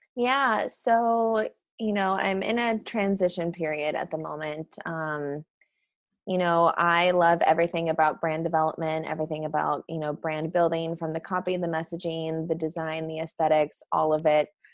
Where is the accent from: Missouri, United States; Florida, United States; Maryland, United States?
Missouri, United States; St. Charles; now in San Diego, United States; I am originally from St. Charles, Missouri